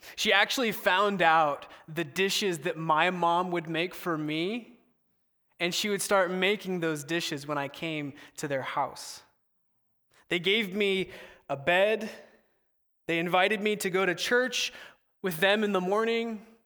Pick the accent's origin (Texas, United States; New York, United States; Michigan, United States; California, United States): California, United States; Southern; moved away as an adult; now in Seattle, United States; I went to college in Seattle, but I'm originally from Southern California, so I had to move away from mom and pop